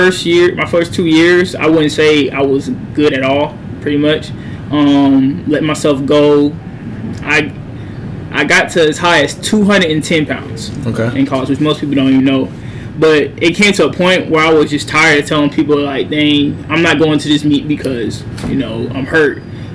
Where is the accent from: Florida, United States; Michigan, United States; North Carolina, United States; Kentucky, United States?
North Carolina, United States; Fayetteville; No, I'm from Fayetteville, North Carolina.